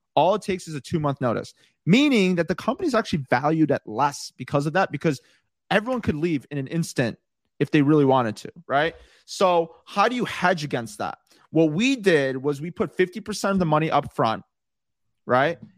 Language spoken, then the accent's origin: English; Chicago, Illinois, United States; moved away as an adult; also born or lived in Los Angeles, California; I moved out to California. I was actually originally from Chicago